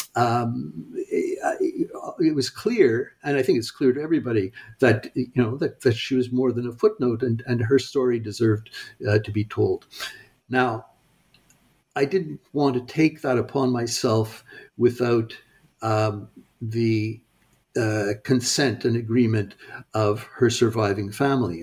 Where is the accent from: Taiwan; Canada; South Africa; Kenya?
Canada; Montreal, Quebec; also born or lived in United States; I grew up in Montreal